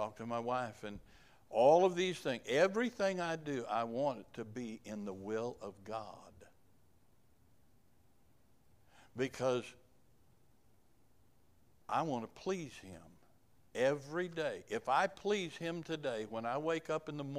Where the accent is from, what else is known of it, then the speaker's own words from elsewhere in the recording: Kansas, United States; moved away; also born or lived in Uganda; I was from Kansas